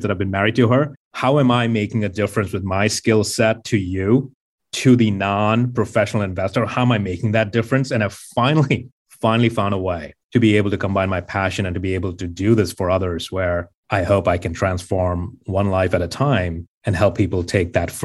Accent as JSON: {"language": "English", "town": "Mumbai", "region": "Maharashtra", "country": "India", "tie": "born or raised there", "moved": "as an adult", "lives_now": "United States", "said": "my background is I grew up in Mumbai and I didn't come from a lot of wealth"}